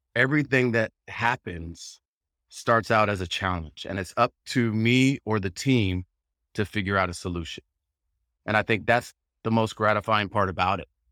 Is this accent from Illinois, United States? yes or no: no; Southern California, United States; I live in Southern California, I'm from Southern California